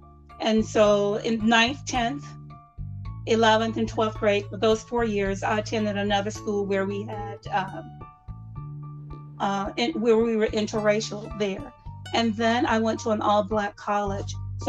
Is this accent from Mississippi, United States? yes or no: yes; Southern Mississippi, United States; moved away as an adult; now in Utah, United States; even growing up in Southern Mississippi, I never experienced being called the N-word until I moved to the state of Utah.